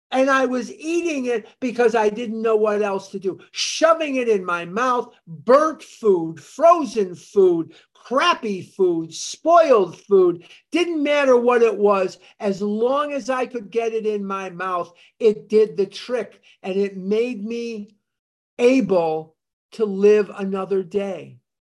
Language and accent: English; Chicago, Illinois, United States; moved away; I grew up in Chicago. I'm born and raised in Chicago